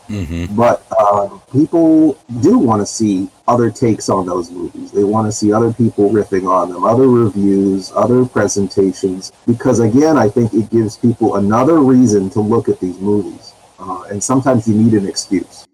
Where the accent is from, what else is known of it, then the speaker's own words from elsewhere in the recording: California, United States; I'm from California